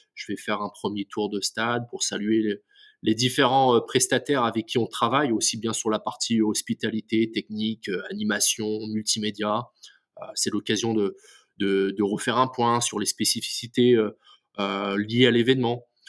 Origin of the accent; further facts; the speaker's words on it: Lorient, Brittany, France; je suis originaire de, Lorient